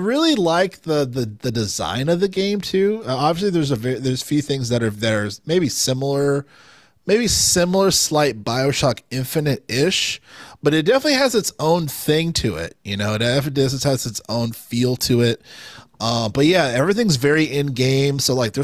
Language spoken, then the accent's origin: English; United States; as like an American player